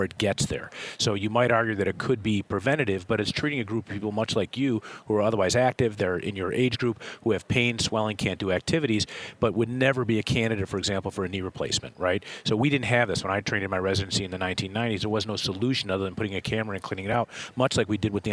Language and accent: English; Chicago, Illinois, United States; I am from Chicago